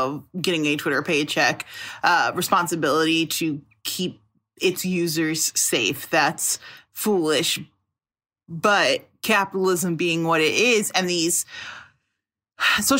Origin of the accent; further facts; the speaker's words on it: Chicago, Illinois, United States; I'm from Chicago